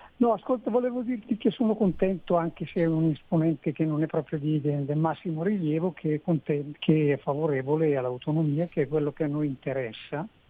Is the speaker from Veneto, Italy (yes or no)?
yes; Belluno, Veneto, Italy; now in Bolzano, Italy; io sono un belumato, belonese